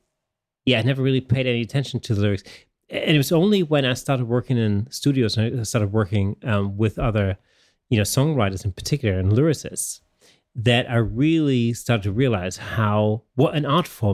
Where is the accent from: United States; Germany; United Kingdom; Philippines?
Germany; first language German; English is a second language; you know, I grew up in Germany, and obviously